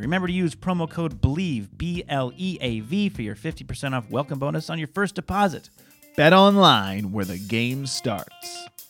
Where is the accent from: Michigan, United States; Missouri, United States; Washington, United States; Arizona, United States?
Washington, United States; Seattle; moved away; my home originally where I'm from Seattle area